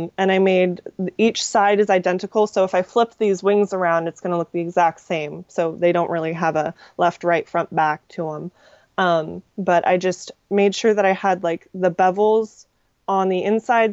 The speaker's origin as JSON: {"language": "English", "town": "Redding", "region": "California", "country": "United States", "said": "I'm from Reading, and we have this, like, the world's largest working sundial as a bridge"}